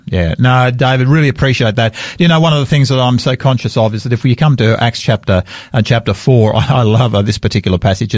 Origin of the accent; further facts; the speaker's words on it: Australia; I am so proud of being an Australian